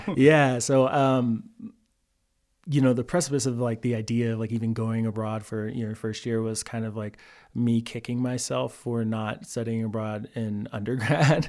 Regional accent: Texas, United States; moved away as an adult; also born or lived in Pflugerville, Texas / Cameron, Texas / Waco, Texas; now in Colorado, United States; I'm a Texas boy, born and raised

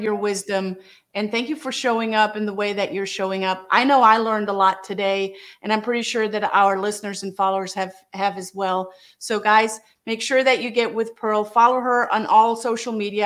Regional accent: Germany; now in United States; I'm from Germany

